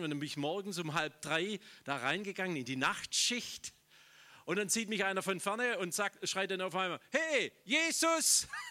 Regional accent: Schorndorf, Baden-Württemberg, Germany; ich komme aus Schorndorf, das ist urschwäbisch, das ist die Daimlerstadt

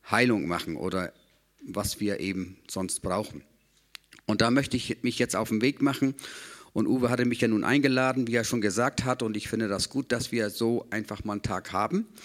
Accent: Rendsburg, Schleswig-Holstein, Germany; Ich komme aus Rendsburg.

